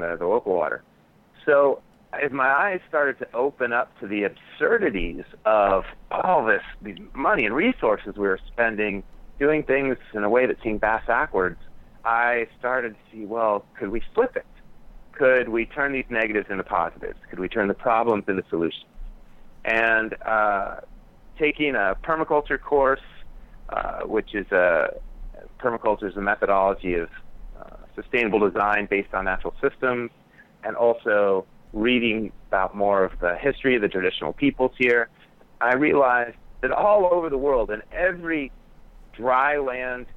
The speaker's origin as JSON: {"language": "English", "town": "Tucson", "region": "Arizona", "country": "United States", "tie": "born or raised there", "said": "I grew up here in Tucson, Arizona, so a dry land community"}